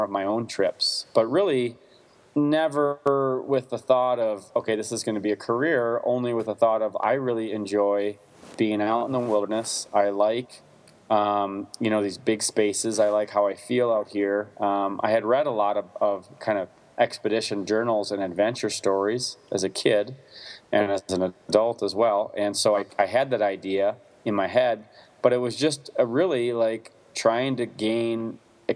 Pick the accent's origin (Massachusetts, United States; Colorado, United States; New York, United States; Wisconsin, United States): Wisconsin, United States; I grew up in the Midwest in Wisconsin